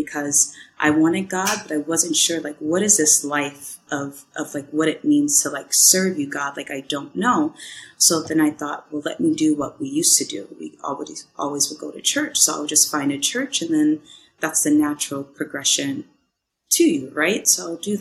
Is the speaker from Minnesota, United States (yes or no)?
yes; Minnesota, United States; moved away as an adult; also born or lived in California; I'm from Minnesota, and I traveled to California for acting